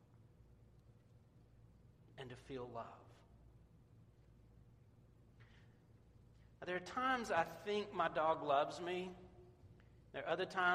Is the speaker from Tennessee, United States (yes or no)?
yes; Memphis, Tennessee, United States; moved away; I grew up in Memphis, and we had an artesian well as our water system